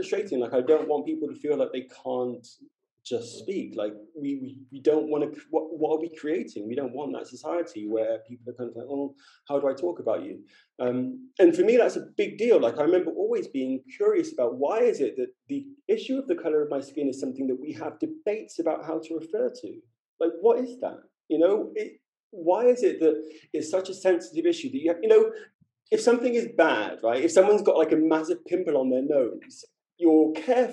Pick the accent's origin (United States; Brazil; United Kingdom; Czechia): United Kingdom; London; moved away as an adult; I'm from London